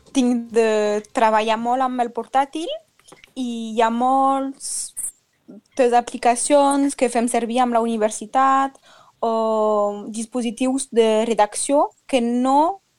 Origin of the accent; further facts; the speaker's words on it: Roussillon, Occitania, France; sóc del Nal Rosselló i estic estudiant Filologia Catalana a la Universitat de Perpinyà